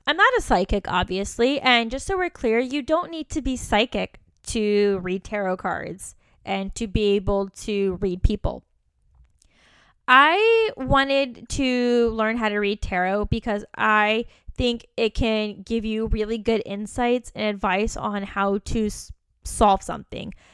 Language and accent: English; Virginia, United States; moved away; also born or lived in Kentucky / San Francisco; I was from Virginia, that I lived in Kentucky